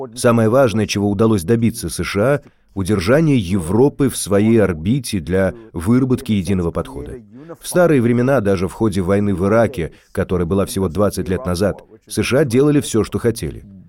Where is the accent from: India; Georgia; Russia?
India; moved away; когда я рос в Индии